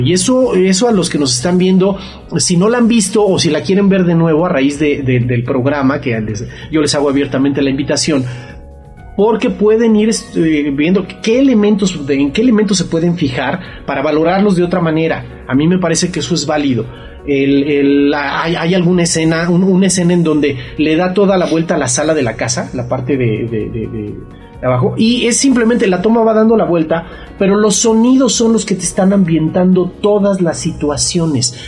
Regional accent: Mexico; lo que somos nosotros como cultura mexicana

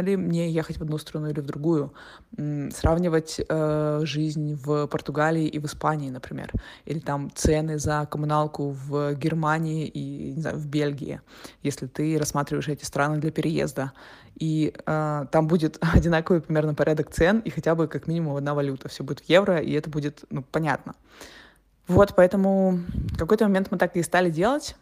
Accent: Russia; moved away as an adult; also born or lived in Turkey / Montenegro; now in Portugal; мы из России

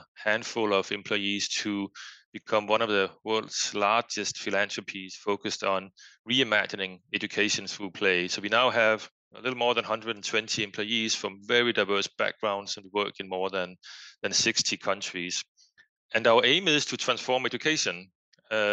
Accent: Denmark; English is a second language; moved away as an adult; now in Boston, United States; as one might hear from my accent, I am from Denmark. I grew up in Denmark, but lived various places around the world

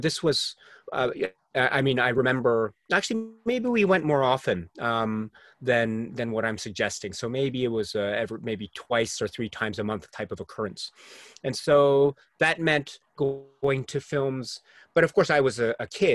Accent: United States; also born or lived in Japan; I was also growing up in the U.S. at the time

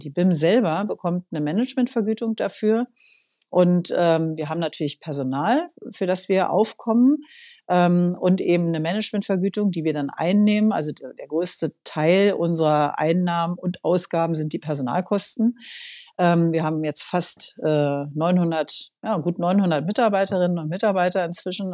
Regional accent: Berlin, Germany; ich bin in Berlin geboren, also äh, bin hier aufgewachsen, immer schon in dieser Stadt

